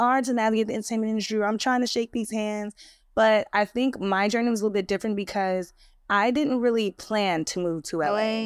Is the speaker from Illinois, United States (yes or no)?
yes; Chicago, Illinois, United States; also born or lived in New York; now in Los Angeles, United States; I am from Chicago